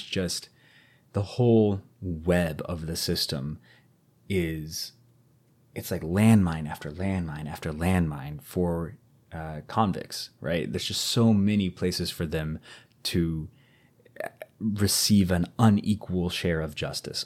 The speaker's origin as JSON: {"language": "English", "country": "United States", "first_language": "English", "said": "I'm very American"}